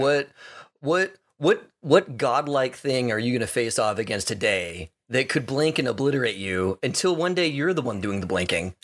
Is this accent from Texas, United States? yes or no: yes; Texas, United States; I grew up in Texas